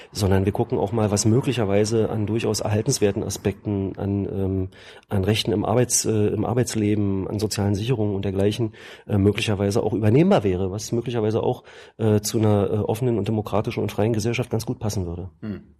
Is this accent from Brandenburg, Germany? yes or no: no; Mecklenburg-Vorpommern, Germany; Berliner, also nicht gebürtiger Berliner, ich bin gebürtiger Schweriner.